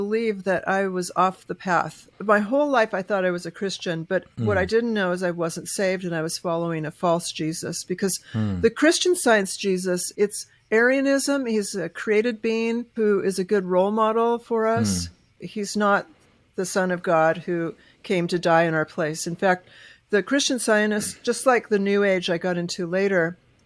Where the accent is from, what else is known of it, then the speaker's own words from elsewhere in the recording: Southern California, United States; I grew up in Southern California